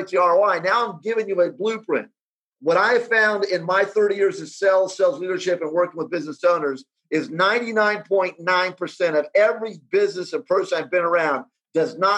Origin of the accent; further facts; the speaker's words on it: United States; I grew up in the United States